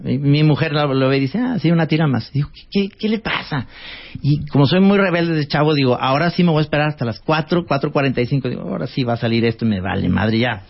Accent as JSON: {"language": "Spanish", "town": "Guadalajara", "region": "Jalisco", "country": "Mexico", "tie": "born or raised there", "said": "estudié en una escuela que era como un campo de concentración nazi con las Michelle en Guadalajara"}